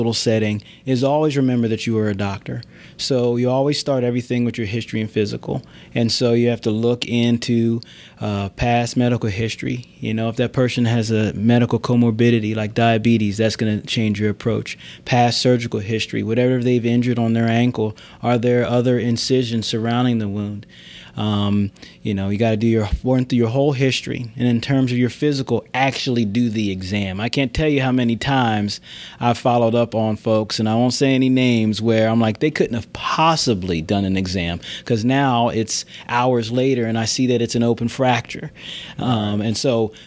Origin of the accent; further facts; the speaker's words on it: near Philadelphia, Pennsylvania, United States; I grew up near Philadelphia.